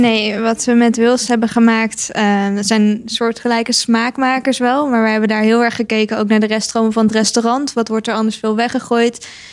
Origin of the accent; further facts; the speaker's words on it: Netherlands